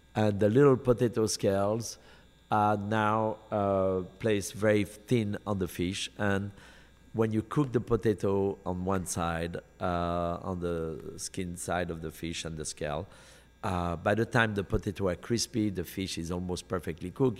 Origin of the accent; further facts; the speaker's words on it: Lyon, Auvergne-Rhône-Alpes, France; moved away as an adult; now in United States; in Lyon, my hometown